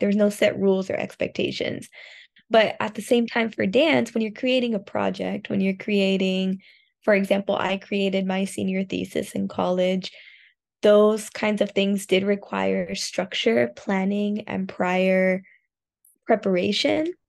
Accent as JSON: {"language": "English", "town": "Miami", "region": "Florida", "country": "United States", "tie": "born or raised there", "moved": "as an adult", "lives_now": "Osaka, Japan", "said": "I'm from Miami"}